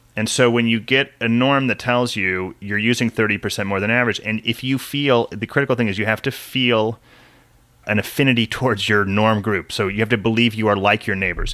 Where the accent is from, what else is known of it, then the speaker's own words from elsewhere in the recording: San Diego, California, United States; also born or lived in Washington; I grew up mostly in San Diego